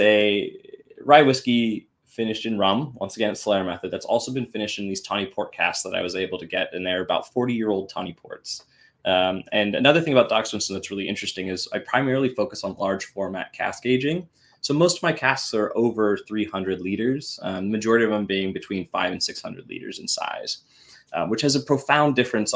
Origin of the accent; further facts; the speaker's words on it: Washington, United States; I'm from Washington after all